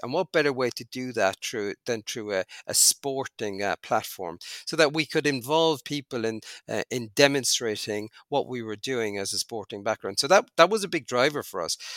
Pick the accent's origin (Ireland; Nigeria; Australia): Ireland; Cork, Munster; moved away as an adult; also born or lived in Canada; now in United Arab Emirates; I grew up in Cork in Ireland, very far south of Ireland